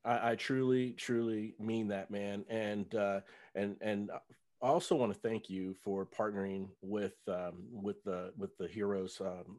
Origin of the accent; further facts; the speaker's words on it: Cincinnati, Ohio, United States; And so, I live in North Texas now, but for about 6 years. But back in, I'm from Cincinnati